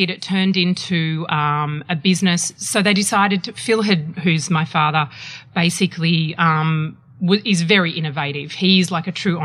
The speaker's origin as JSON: {"language": "English", "town": "Melbourne", "region": "Victoria", "country": "Australia", "tie": "born or raised there", "also_born_or_lived": "Essendon", "said": "I was born in Essendon and grew up in Keilor Park."}